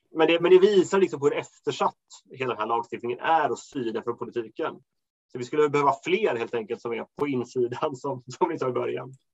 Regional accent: Småland, Sweden; moved away; hem till Småland där jag kommer ifrån

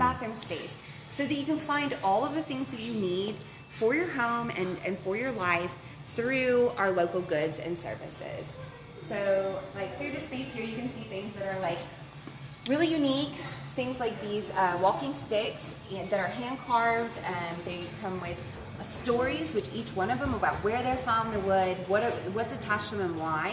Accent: Dallas, Texas, United States; moved away as an adult; also born or lived in Ruston, Louisiana; now in Shreveport, United States; I am originally from the Dallas area. That's where I grew up

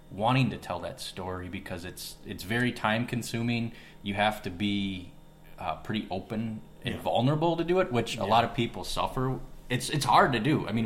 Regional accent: West Bend, Wisconsin, United States; I'm obviously born and raised in West Bend.

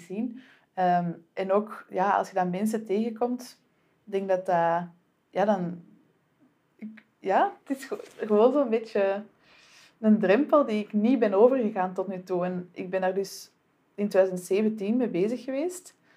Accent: Antwerp, Flanders, Belgium; aangezien ik zelf van Antwerpen ben

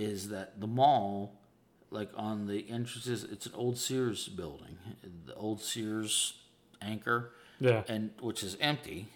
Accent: Pittsburgh, Pennsylvania, United States; now in Charleston, United States; I'm from Pittsburgh

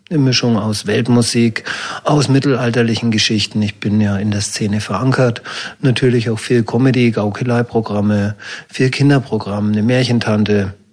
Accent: Fürth, Bavaria, Germany; Und da ist mir meine Heimatstadt Fürth eingefallen.

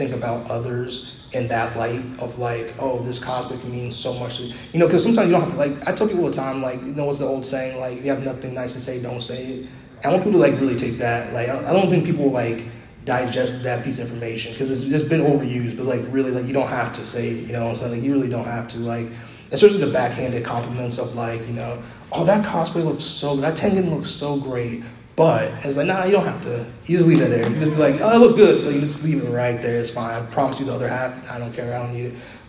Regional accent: New York City, New York, United States; I'm from New York City

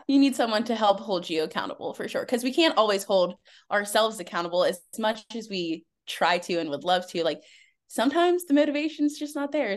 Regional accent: Pittsburgh, Pennsylvania, United States; I'm from Pittsburgh, Pennsylvania

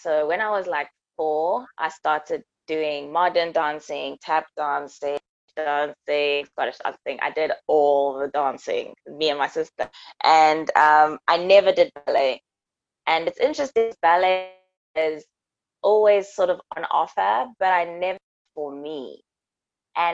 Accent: Johannesburg, Gauteng, South Africa; moved away as an adult; now in London, United Kingdom; I'm from Africa, born and bred in Johannesburg. And I am in London.

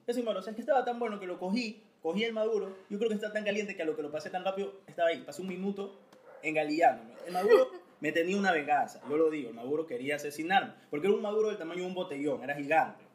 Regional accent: Ecuador; somos super ecuatorianos

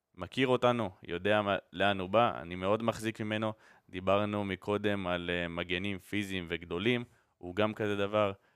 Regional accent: Israel; אנחנו גדלנו פה ואנחנו חיים פה

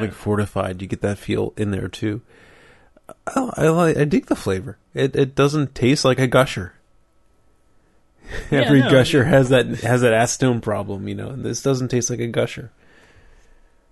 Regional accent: Franklin Park, Pennsylvania, United States; I grew up in Franklin Park, Pennsylvania

